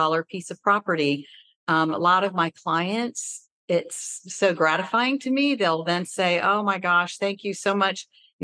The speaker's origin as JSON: {"language": "English", "town": "Decatur", "region": "Georgia", "country": "United States", "tie": "born or raised there", "said": "I grew up in Decatur."}